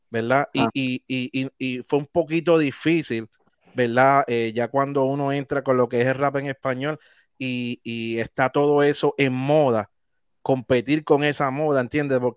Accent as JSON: {"language": "Spanish", "country": "Puerto Rico", "tie": "born or raised there", "said": "desde Nahuatl, Puerto Rico, mi pueblo."}